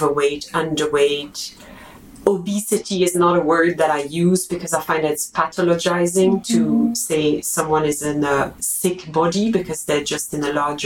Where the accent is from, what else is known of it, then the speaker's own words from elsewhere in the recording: Belgium; I'm from Belgium